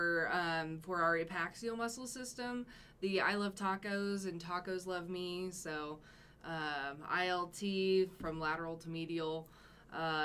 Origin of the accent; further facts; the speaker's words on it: Austin, Texas, United States; moved away as an adult; also born or lived in College Station, Texas; I'm from Austin, and then I moved from Austin to College Station to go to school